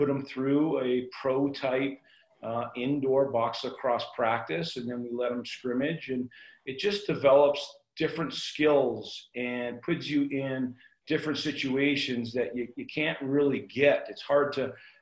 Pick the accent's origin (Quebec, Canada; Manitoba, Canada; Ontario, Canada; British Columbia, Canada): British Columbia, Canada; Burnaby; moved away as an adult; now in Denver, United States; I'm from Burnaby